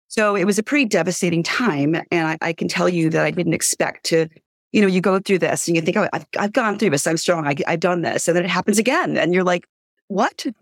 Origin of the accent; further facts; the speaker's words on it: New York City, New York, United States; now in Highlands, United States; I'm originally from Brooklyn